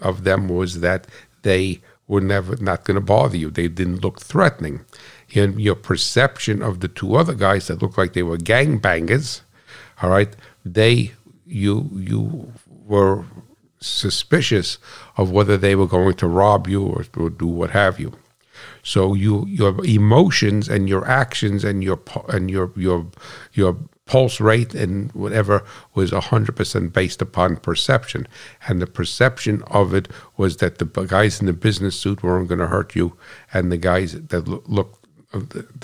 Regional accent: United States; I'm American

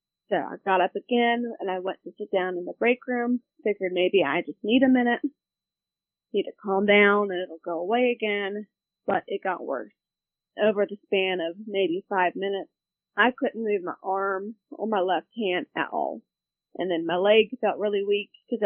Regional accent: Virginia Beach, Virginia, United States; moved away as an adult; now in Roanoke, United States; I grew up in the Virginia Beach area, but now live in Roanoke

